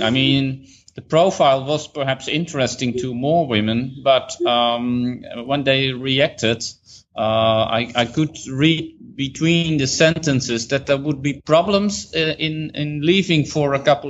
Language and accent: English; Netherlands; moved away as an adult; We are from the Netherlands